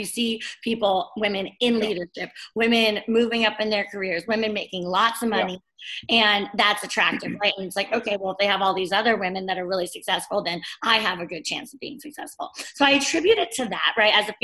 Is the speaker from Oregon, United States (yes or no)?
no; Bay Area, California, United States; I'm from California. I grew up in the Bay Area